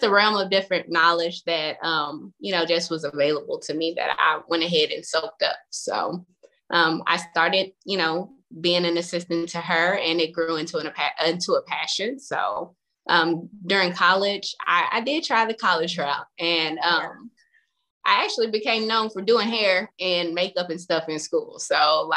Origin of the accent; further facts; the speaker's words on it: Fort Worth, Texas, United States; I am from the Fort Worth area